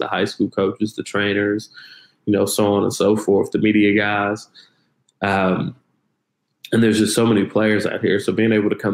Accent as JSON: {"language": "English", "region": "Midwest", "country": "United States", "moved": "yes", "lives_now": "Dallas, United States", "said": "I'm from the Midwest"}